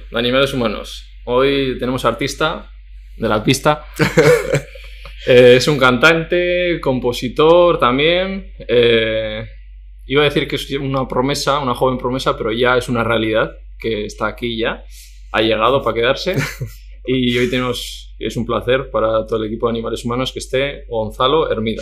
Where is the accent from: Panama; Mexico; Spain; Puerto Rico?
Spain; Basque Country; una marca vasca de mi tierra, yo soy vasco también